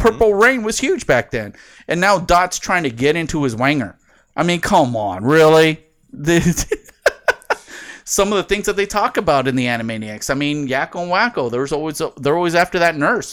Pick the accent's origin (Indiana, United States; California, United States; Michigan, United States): California, United States; San Diego; growing up in San Diego